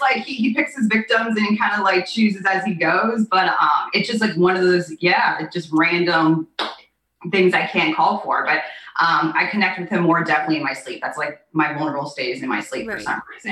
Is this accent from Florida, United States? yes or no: yes; Naples, Florida, United States; also born or lived in Wichita, Kansas; I was raised and currently reside in Naples, Florida.